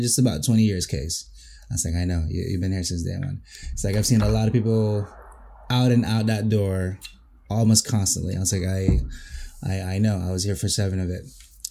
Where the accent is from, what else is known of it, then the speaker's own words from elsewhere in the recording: Quezon City, Metro Manila, Philippines; now in New Jersey, United States; where I grew up in the Quezon City